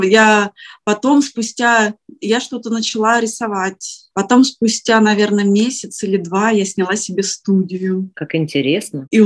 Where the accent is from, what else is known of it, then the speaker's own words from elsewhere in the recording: Prokopyevsk, Kemerovo Oblast, Russia; moved away as an adult; also born or lived in Novokuznetsk; now in Varna, Bulgaria; А, я приехала из Сибири, а, Родилась я вообще в очень маленьком таком шахтерском городке. Называется он Прокопьевск, это в Кемеровской области.